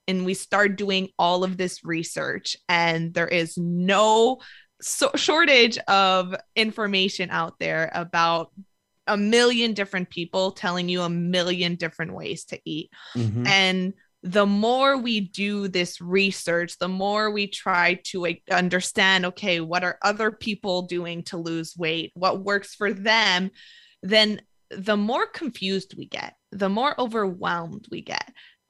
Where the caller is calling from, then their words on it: Montreal, Quebec, Canada; I am in Montreal, Canada.